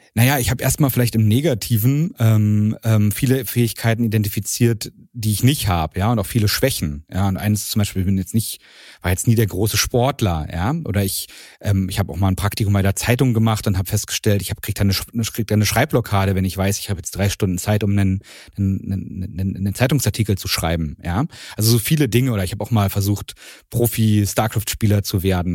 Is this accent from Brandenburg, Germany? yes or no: yes; Strausberg, Brandenburg, Germany; ich bin in, in Strausberg aufgewachsen.